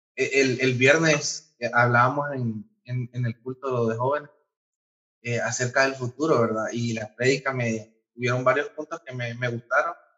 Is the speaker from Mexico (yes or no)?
no; Honduras; como hondureño